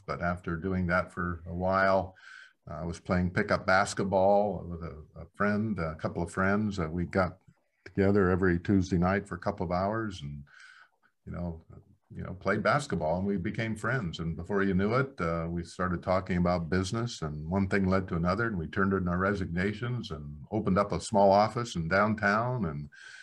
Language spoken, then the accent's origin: English; Black Hills, South Dakota, United States; I come from the Black Hills in South Dakota. So yeah. Very small community.